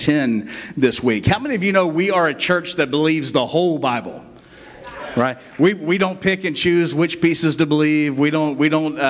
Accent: West Virginia, United States; now in Inverness, United States; I came from West Virginia. That's where I was born. I don't always claim it, but sometimes I have to because it just comes out in me, right?

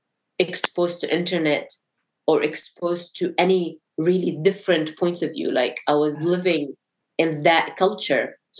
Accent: Syria; born there; It's more like, oh, I was born in Syria and I don't see things happening by accident.

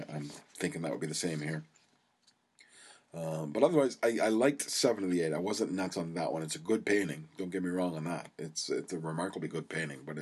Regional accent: Canada

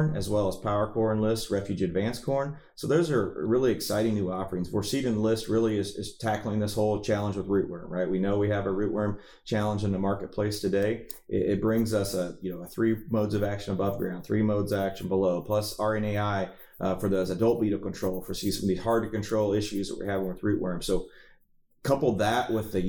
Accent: Missouri, United States; I was from Missouri

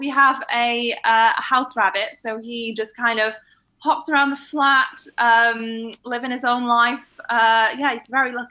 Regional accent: Manchester, North West England, United Kingdom; Yeah, I don't sound like I'm from London, but I don't necessarily sound like I'm from Manchester anymore either.

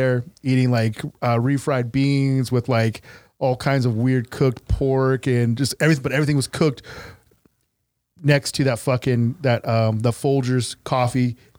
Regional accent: San Diego, California, United States; also born or lived in Long Beach; I got lucky and I was brought up in two different cultures. Like, so born and raised in San Diego, but my family's from Long Beach.

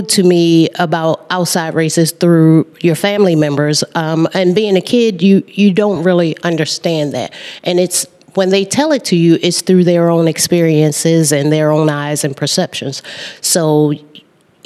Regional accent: Baltimore, Maryland, United States; I grew up in East Baltimore, in the inner city, in the housing project

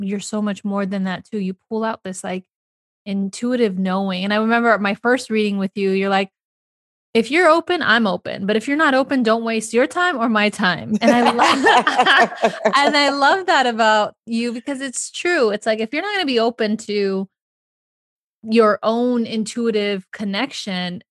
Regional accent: United States; my home country, the US

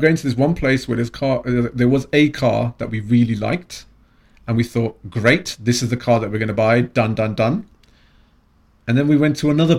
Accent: London, United Kingdom; I am a Londoner.

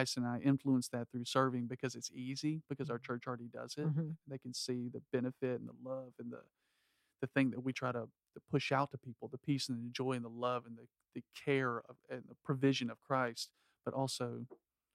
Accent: South Georgia, United States; it was our own world where I grew up in South Georgia

